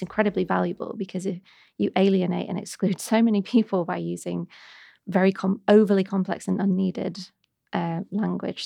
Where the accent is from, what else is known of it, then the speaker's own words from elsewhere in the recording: Warrington, North West England, United Kingdom; accent: Manc; now in London, United Kingdom; I grew up in a lovely town. Mm-hmm. I'm saying that sort of ironically called Warrington